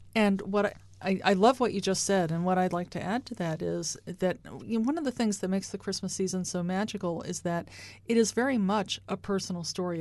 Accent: United States; now in Kansas City, United States; I'm from the Baltimore, Washington area

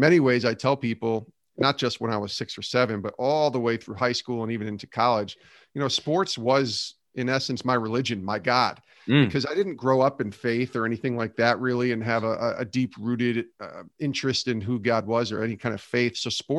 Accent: Albany, New York, United States; moved away as an adult; now in Bristol, United States; that took me, after I graduated, to local radio in Albany, New York for 3 years, loved my time there, my hometown, and then moved to Bristol, Connecticut 20 years ago

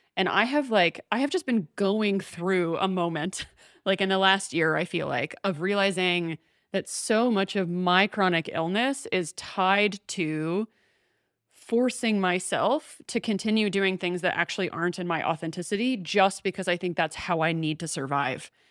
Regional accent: the South, United States; I grew up in the South

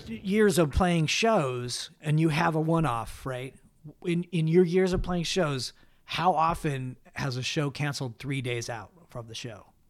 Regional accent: Los Angeles, California, United States; moved away as an adult; also born or lived in Idaho; now in Utah, United States; I grew up here in, in, uh, in L

